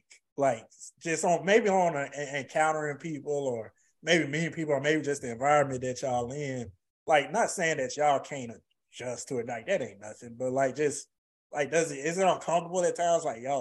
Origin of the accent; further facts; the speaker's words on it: Alabama, United States; I'm not from Alabama, but I was born and spent most of my life there.